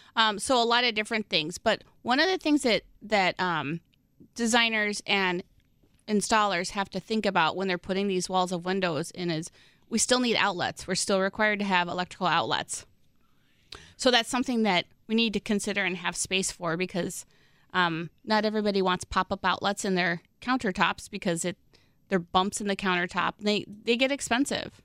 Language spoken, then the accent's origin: English; Midwest, United States; I'm such a Midwesterner